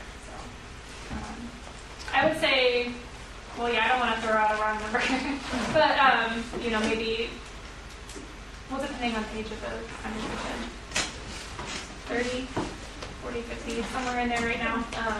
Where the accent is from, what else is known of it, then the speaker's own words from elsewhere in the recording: Arnold, Maryland, United States; Arnold, Maryland, so Annapolis.